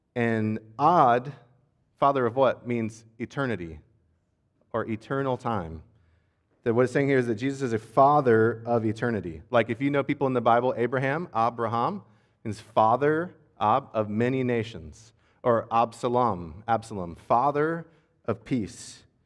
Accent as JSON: {"language": "English", "country": "United States", "said": "As an American"}